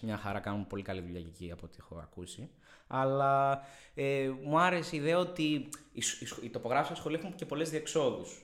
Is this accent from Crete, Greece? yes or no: no; Thessaloniki, Central Macedonia, Greece; moved away as an adult; now in Athens, Greece; γεννήθηκα και μεγάλωσα στη Θεσσαλονίκη